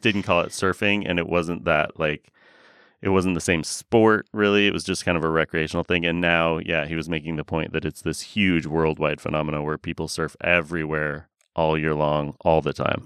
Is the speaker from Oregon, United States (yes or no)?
yes; Oregon, United States; I grew up surfing in Oregon